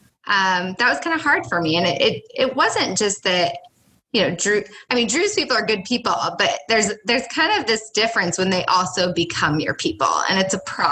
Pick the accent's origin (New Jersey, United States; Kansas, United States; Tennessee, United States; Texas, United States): Kansas, United States; Kanopolis; also born or lived in Manhattan, Kansas; now in Cawker City, United States; I grew up in Kanopolis. So I am small town, Kanopolis, Kansas